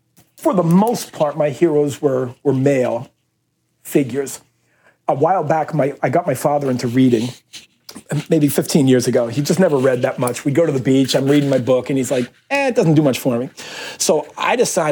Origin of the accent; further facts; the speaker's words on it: Philadelphia, Pennsylvania, United States; I was raised in Philadelphia